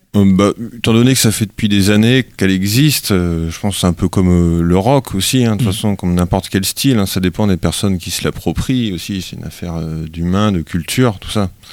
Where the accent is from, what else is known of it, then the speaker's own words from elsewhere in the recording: Brittany, France; on était quasiment que des bretons